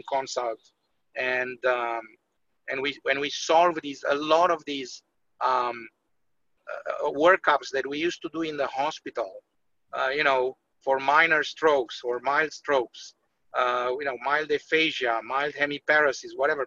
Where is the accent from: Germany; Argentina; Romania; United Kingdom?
Romania; now in United States; I'm from Romania